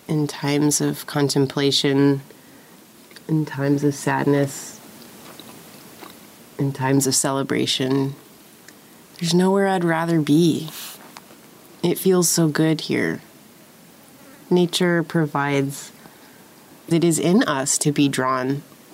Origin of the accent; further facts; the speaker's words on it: San Diego, California, United States; Growing up in San Diego, that was a regular occurrence, bus-sized chunks of cliff coming down